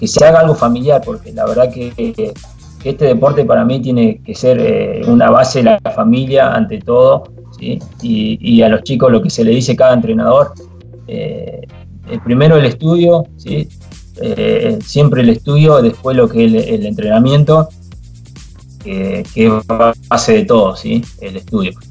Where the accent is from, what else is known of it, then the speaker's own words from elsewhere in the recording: Choele Choel, Río Negro, Argentina; de Chuele, de donde soy yo